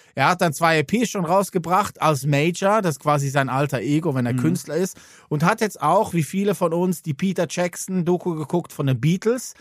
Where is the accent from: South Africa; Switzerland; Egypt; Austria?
Switzerland; Als Schweizer